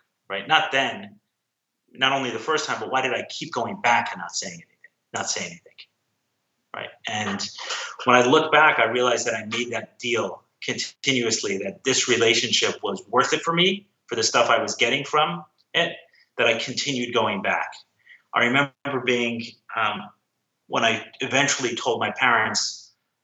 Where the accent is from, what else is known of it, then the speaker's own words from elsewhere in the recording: New York City, New York, United States; I grew up in Crown Heights, a small enclave in Brooklyn, Orthodox Jewish community in Brooklyn.